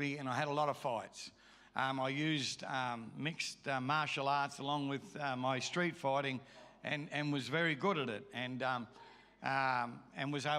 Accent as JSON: {"language": "English", "town": "Melbourne", "region": "Victoria", "country": "Australia", "tie": "born or raised there", "also_born_or_lived": "Brisbane", "moved": "yes", "lives_now": "Eskdale, Australia", "said": "I was born in Melbourne, Australia."}